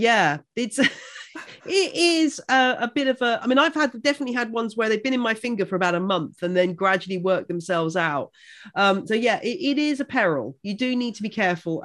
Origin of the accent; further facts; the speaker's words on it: Buckinghamshire, South East England, United Kingdom; I grew up in Buckinghamshire